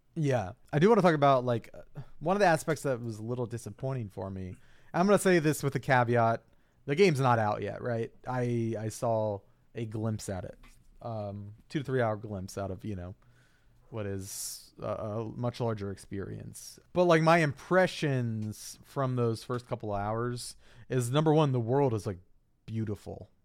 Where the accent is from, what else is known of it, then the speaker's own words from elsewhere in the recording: East Coast, Virginia, United States; now in Minnesota, United States; growing up on the East Coast